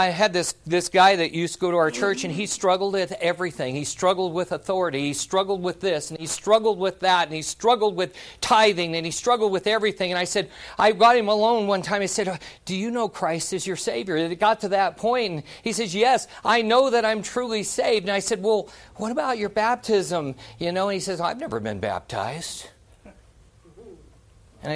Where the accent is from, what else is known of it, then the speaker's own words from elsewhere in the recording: Silver Dollar City, Missouri, United States; I grew up in Silver Dollar City. Dad was ran a shake mill in there